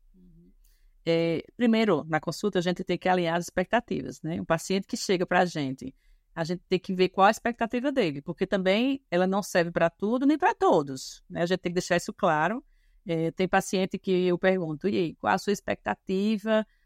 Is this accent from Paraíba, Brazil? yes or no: yes; João Pessoa, Paraíba, Brazil; sou daqui, sou da terra